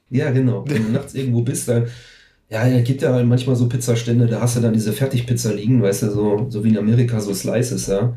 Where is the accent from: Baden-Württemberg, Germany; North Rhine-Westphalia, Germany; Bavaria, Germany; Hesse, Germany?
North Rhine-Westphalia, Germany; Herten; also born or lived in Recklinghausen; ich bin 1977 in Herten geboren. Das ist halt so ein Vorort von Recklinghausen